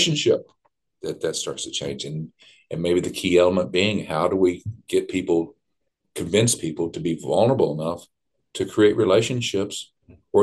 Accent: Southeast Kentucky, United States; I was raised in Southeast Kentucky, and I'm a proud hillbilly

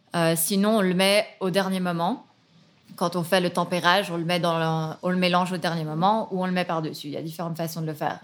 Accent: Geneva, Switzerland; also born or lived in Nottingham, United Kingdom / Hong Kong; J'ai grandi ici à Genève

